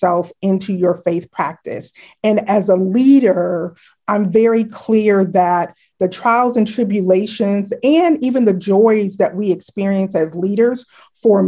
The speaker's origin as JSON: {"language": "English", "town": "Chicago", "region": "Illinois", "country": "United States", "tie": "born or raised there", "moved": "as an adult", "lives_now": "Washington, D.C., United States", "said": "I grew up in Chicago, Illinois, actually a little suburb outside of Chicago called South Barrington Hills."}